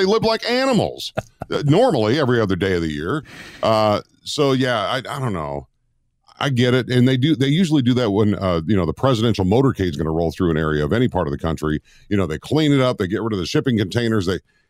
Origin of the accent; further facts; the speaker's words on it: Minnesota, United States; moved away; I grew up in Minnesota in my younger years